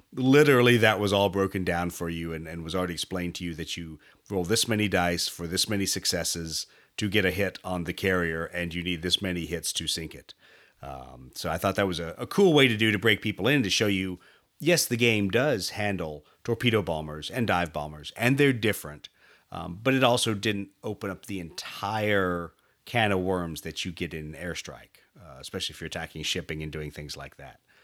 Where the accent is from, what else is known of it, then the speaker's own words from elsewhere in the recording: United States; me as an American with all my baggage